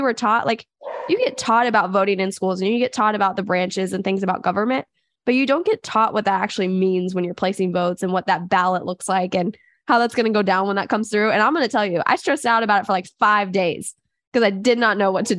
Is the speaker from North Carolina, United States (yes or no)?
no; Kansas, United States; go out of Kansas and do something really cool, because I love Kansas. It's always going to be like my home state.